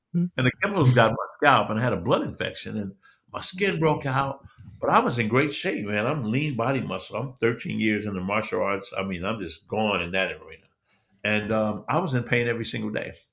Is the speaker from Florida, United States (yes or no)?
no; Chicago, Illinois, United States; I'm born and raised in Chicago